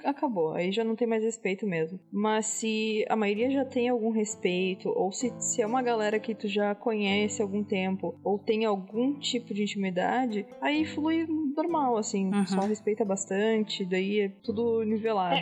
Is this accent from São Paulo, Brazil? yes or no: no; Canoas, Rio Grande do Sul, Brazil; Canoas, fica do lado de Porto Alegre